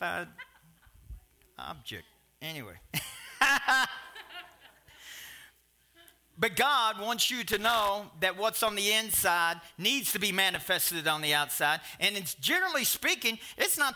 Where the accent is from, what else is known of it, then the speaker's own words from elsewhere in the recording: Kentucky, United States; I'm from Kentucky